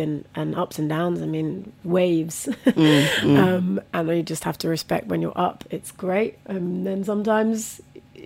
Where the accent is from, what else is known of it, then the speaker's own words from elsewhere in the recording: Buckinghamshire, South East England, United Kingdom; also born or lived in Bradford, West Yorkshire / Vitória, Espírito Santo, Brazil; growing up in Buckinghamshire as well, like, I was literally the only brown person in the village